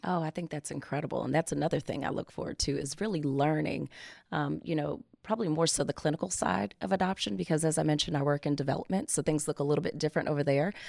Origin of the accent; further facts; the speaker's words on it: Maryland, United States; moved away as an adult; I am actually from Maryland